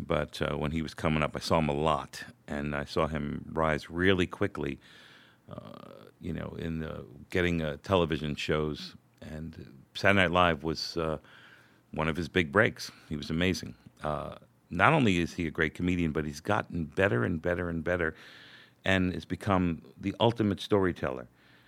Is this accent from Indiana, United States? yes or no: no; Brooklyn, New York, United States; now in Manhattan, United States; Which always made me laugh because I'm from Brooklyn.